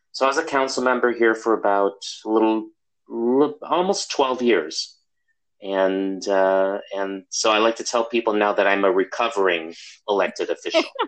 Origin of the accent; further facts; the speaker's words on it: Chicago, Illinois, United States; moved away as an adult; also born or lived in Milwaukee, Wisconsin; now in California, United States; I grew up in Chicago